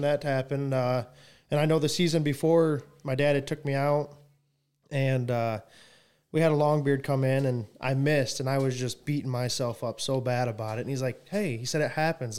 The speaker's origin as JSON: {"language": "English", "town": "Coldwater", "country": "United States", "tie": "born or raised there", "said": "I was born and raised here in Coldwater."}